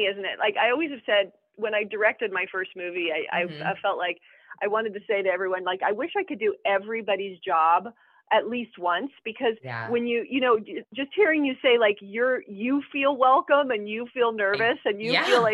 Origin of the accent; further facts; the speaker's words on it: Los Angeles, California, United States; I was raised in Los Angeles